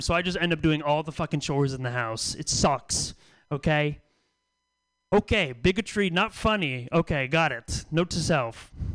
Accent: the Bay Area, California, United States; now in San Francisco, United States; I live in San Francisco now. I've lived here for a couple years. I'm from the Bay, but it's my first time living in San Francisco

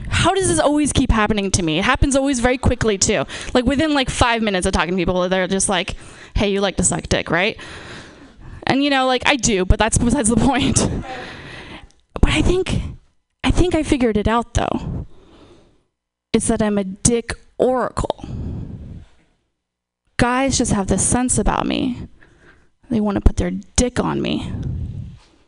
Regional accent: Napa, California, United States; I'm from, born and raised in Napa.

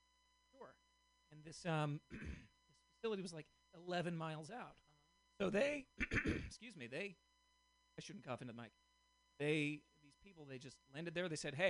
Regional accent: Boston, Massachusetts, United States; now in Portland, United States; Well, I'm originally from Boston, and so there is a bit of animosity toward the British there.

